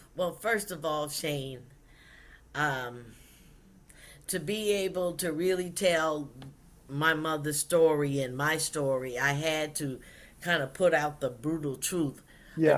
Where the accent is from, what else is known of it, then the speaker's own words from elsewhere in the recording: South Carolina, United States; In 1958, I was born in South Carolina